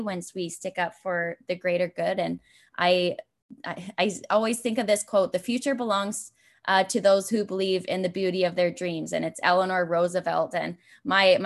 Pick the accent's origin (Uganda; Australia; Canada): Canada; Brantford, Ontario; moved away as an adult; I knew I was heading back to Brantford, and I didn't know where I'd fit in to move back from my hometown.